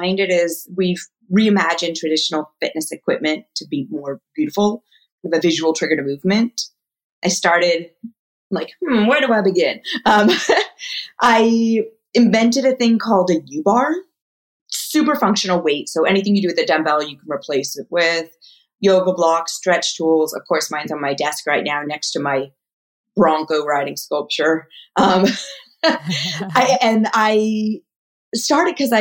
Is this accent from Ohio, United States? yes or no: no; Ojai, California, United States; also born or lived in Wyoming; I was raised in Ojai.